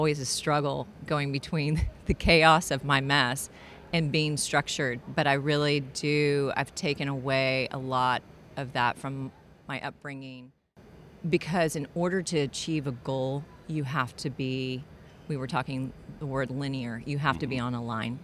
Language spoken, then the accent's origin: English; Houston, Texas, United States; also born or lived in Atlanta; I had moved back to my hometown of Houston, Texas